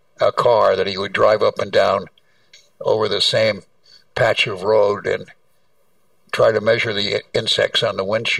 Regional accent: California, United States; Yes, I'm old enough. I grew up in California in the 40s.

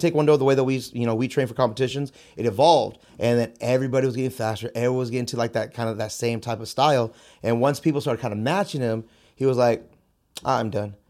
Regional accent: San Jose, California, United States; I was born and raised in San Jose. Uh, I grew up on the South Side

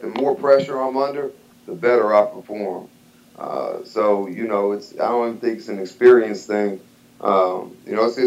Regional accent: San Antonio, Texas, United States; now in Birmingham, United States; I'm from San Antonio originally, so I'll be back on my home ground. In my hometown

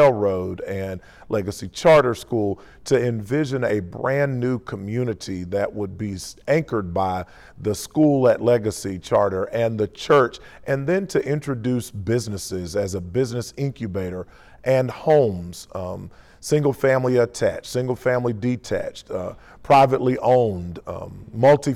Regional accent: Detroit, Michigan, United States; also born or lived in Spartanburg, South Carolina; now in Greenville, United States; I was born in Detroit, Michigan, and went to college at the University of South Carolina

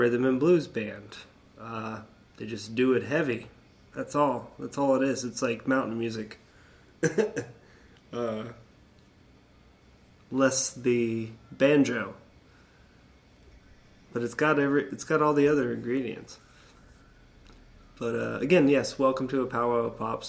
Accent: Florida, United States; also born or lived in the North (US); coming down here at a young age and growing up in Florida

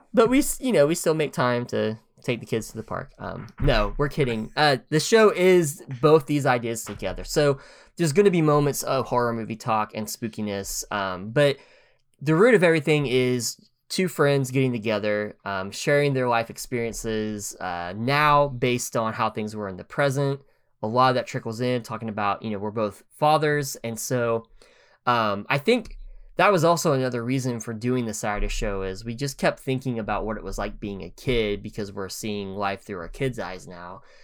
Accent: Oklahoma, United States; moved away as an adult; now in Tennessee, United States; we're both from Oklahoma

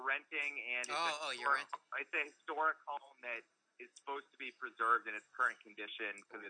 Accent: New Hampshire, United States; now in Watertown, United States; I grew up watching you in New Hampshire

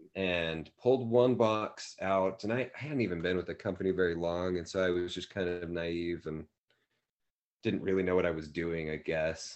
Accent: Davis County, Utah, United States; moved away as an adult; also born or lived in Saratoga Springs, Utah / Sunnyvale, California / Santa Clara, California; now in Provo, United States; both my wife and I grew up in Davis County, kind of the okay. North Salt Lake, Bountiful, yeah. Woods Cross

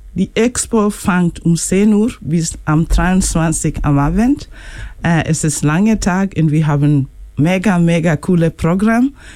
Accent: Kenya; German is a second language; moved away; ich bin aus Kenia

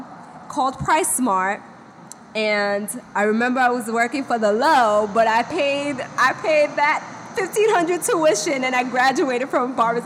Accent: Brooklyn, New York, United States; also born or lived in Dominican Republic; I was born in Brooklyn.

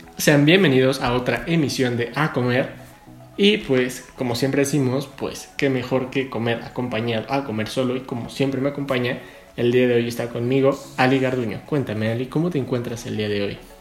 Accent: Mexico

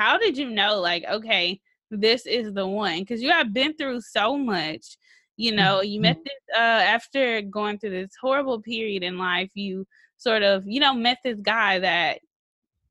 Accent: Mississippi, United States; moved away; I grew up in Mississippi

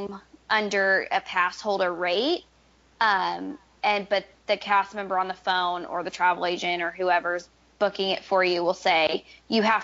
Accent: Missouri, United States; I was an out-of-state pass holder because I'm from Missouri

